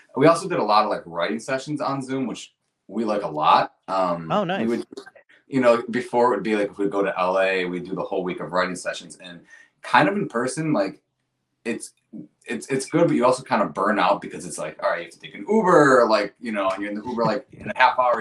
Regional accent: Rochester, United States; we're both from Rochester

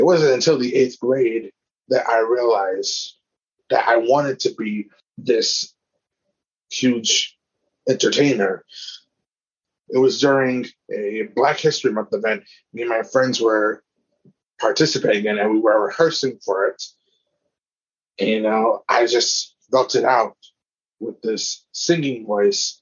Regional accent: Inglewood, California, United States; I was born in Inglewood, California

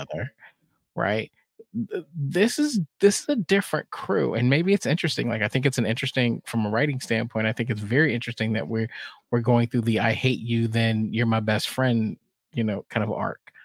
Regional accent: Texas, United States; I grew up in Texas.

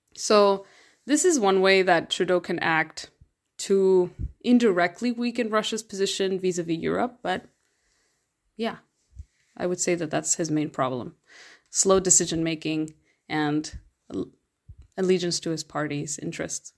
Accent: Mexico; I'm from Mexico

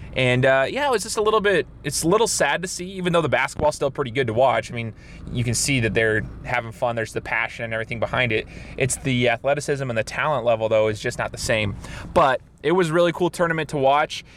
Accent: Southern Idaho, United States; right next to my hometown

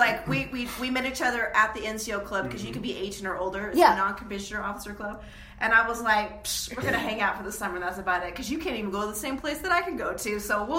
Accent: Utah, United States; I'm from Utah. It's funny because I'm from here.

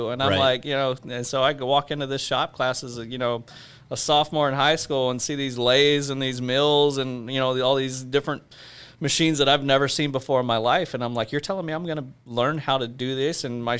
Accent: the South, United States; because, you know, I grew up in the South, and I know what that's, you know, what that's like and what that looks like.

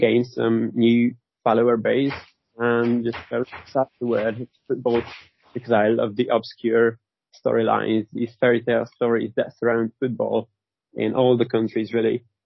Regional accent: Hungary; I was born in Hungary.

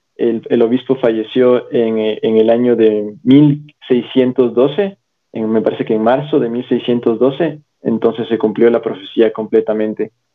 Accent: Quito, Pichincha, Ecuador; soy quiteño, soy quiteño de Quito, Ecuador

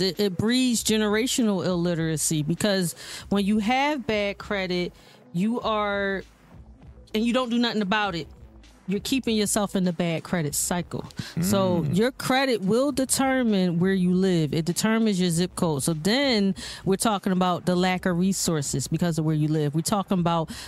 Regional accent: Philadelphia, Pennsylvania, United States; I grew up right here in Philly. I live a lot in North Philly, went to these schools

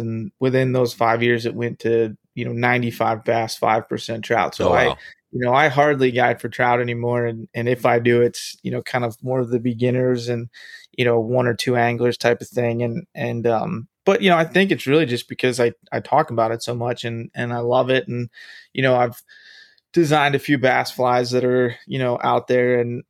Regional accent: Kent Island, Maryland, United States; Maryland. So I grew up on the, in the middle of the Chesapeake Bay on Kent Island.

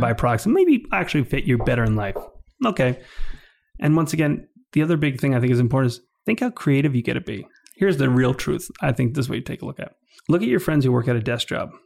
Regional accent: New York, United States; also born or lived in Calgary, Canada; I grew up in New York my whole life

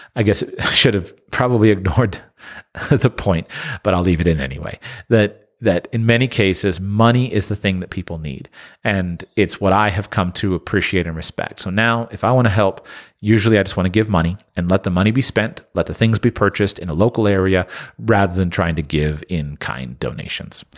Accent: United States; Growing up in the United States

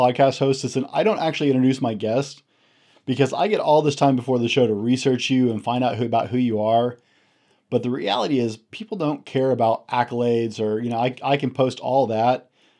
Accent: Washington, United States; So I'm from Central Washington State. So it is like 30 degrees outside right now.

